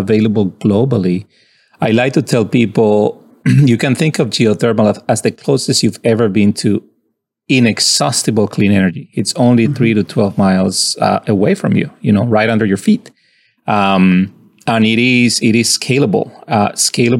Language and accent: English; Colombia; moved away as an adult; I'm from Colombia and I found my way into MIT as an undergrad